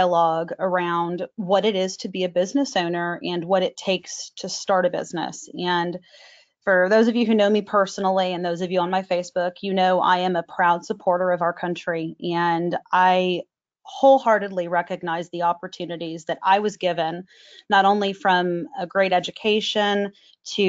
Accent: Dallas, Texas, United States; also born or lived in Plano, Texas; I actually grew up in Dallas and moved to Plano right after September 11th

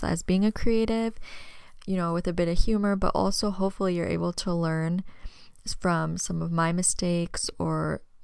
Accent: Tempe, Arizona, United States; also born or lived in Kansas; I was raised here in Arizona, born in Tempe, but I spent my summers in my mom's hometown in Kansas

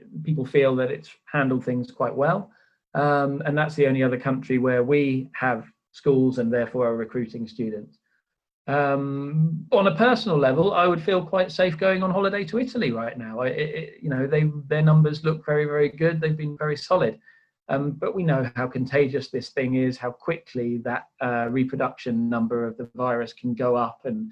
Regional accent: United Kingdom; I'm sitting here as a Brit. I'm also half Swedish

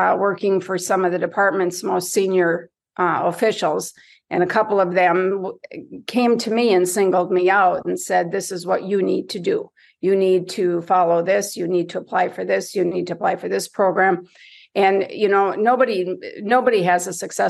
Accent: Marquette, Michigan, United States; born or raised there; moved away

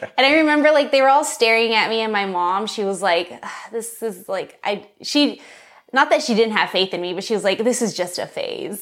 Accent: San Dimas, California, United States; also born or lived in Los Angeles; I was born in L A, uh, born and raised in San Dimas, California, specifically

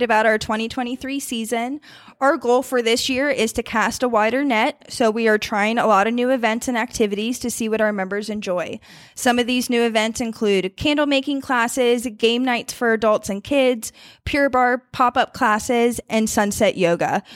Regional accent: Warrenton, Virginia, United States; moved away as an adult; now in Charlotte, United States; I grew up in the Northern Virginia area.

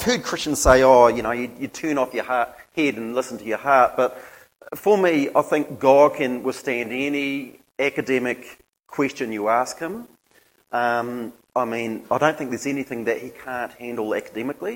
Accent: Gisborne, New Zealand; also born or lived in Hastings, New Zealand; then went to Te Whitau School, Gisborne Intermediate and Lytton High School

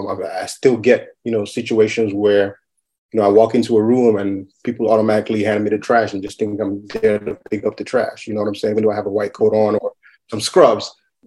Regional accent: Madison, Wisconsin, United States; born there; I am Nigerian American. I was born in Madison, Wisconsin. My parents came to the U.S. in 1980.

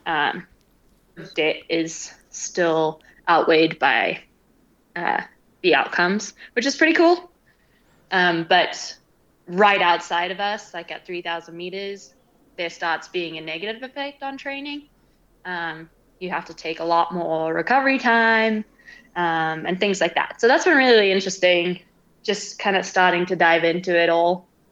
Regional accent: Zimbabwe; also born or lived in Britain (family origin); now in Colorado, United States; I am from Zimbabwe.

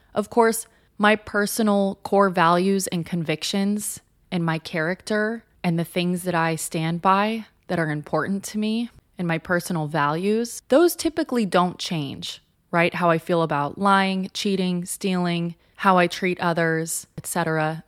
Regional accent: Southern California, United States; moved away as an adult; also born or lived in Los Angeles, United States; now in New York City, United States; I grew up in Southern California where there are essentially no seasons

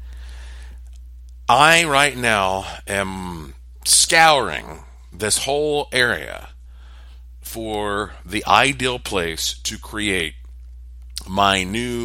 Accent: United States; to be an American

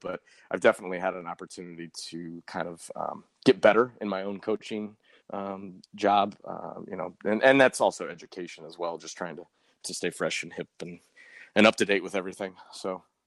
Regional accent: Colorado, United States; now in St. Louis, United States; when I was growing up in Colorado

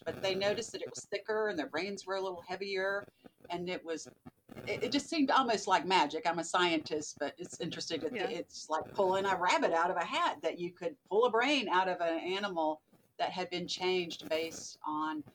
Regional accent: the South, Southern United States, United States; accent: Southern; moved away as an adult; also born or lived in Birmingham, Alabama; now in Virginia, United States; You can probably hear my Southern accent still, even though I've been in Virginia a while.

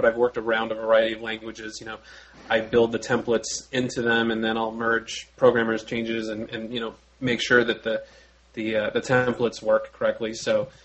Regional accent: Los Angeles, California, United States; I'm from Los Angeles

